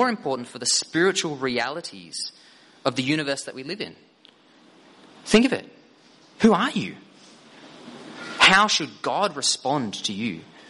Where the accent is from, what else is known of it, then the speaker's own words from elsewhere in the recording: Victoria, Australia; I identify as Aboriginal Torres Strait Islander. I identify as Aussie. I identify as a Gippslander or Tigers supporter.